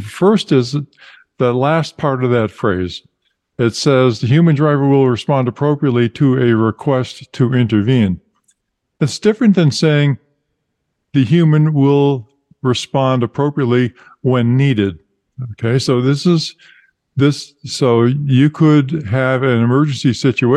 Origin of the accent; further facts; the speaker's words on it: Massachusetts, United States; from my home state